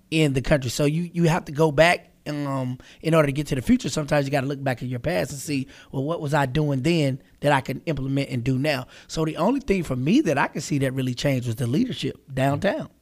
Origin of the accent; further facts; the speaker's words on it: Charlotte, North Carolina, United States; I was born and raised here in Charlotte.